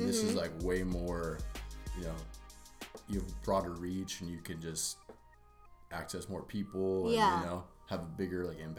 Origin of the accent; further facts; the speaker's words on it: Santa Barbara, California, United States; also born or lived in Santa Cruz; I was born and raised in Santa Barbara.